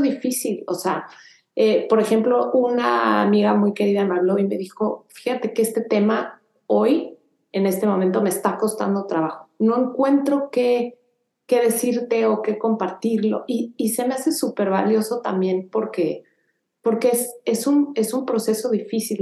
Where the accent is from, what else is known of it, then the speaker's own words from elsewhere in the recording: Mexico; moved away as an adult; now in Houston, United States; me encantó haber crecido en México